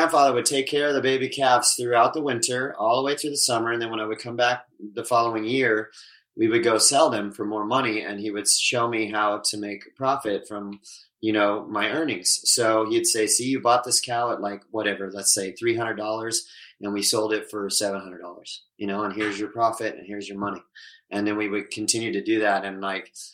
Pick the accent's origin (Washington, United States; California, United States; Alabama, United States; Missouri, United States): California, United States; Southern; also born or lived in Oklahoma; I grew up in Southern California, but I was always in a small country town